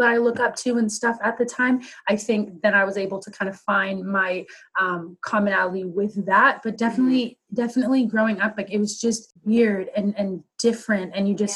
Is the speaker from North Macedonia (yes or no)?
no; Maple Ridge, British Columbia, Canada; I grew up in Maple Ridge and for a lot of it, you're just the only black kid.